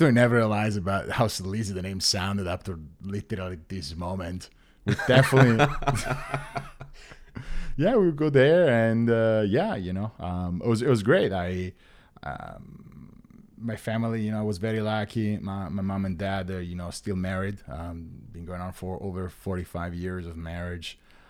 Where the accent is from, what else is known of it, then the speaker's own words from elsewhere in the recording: Rome, Lazio, Italy; I grew up in Rome. You know, I had a very traditional Italian life. Was raised Christian Catholic.